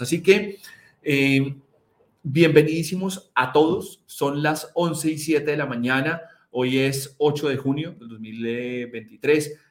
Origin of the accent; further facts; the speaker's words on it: Colombia; donde yo nací, que, que es en Colombia